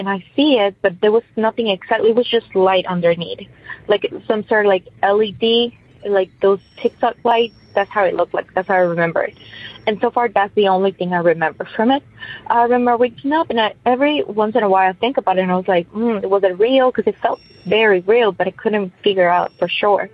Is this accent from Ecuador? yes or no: yes; Ecuador; moved away; I'm originally from Ecuador